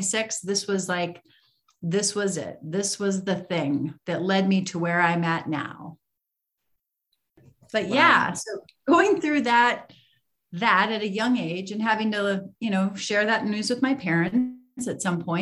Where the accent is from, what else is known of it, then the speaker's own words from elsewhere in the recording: Iowa, United States; I grew up in Iowa, middle of the country here in the United States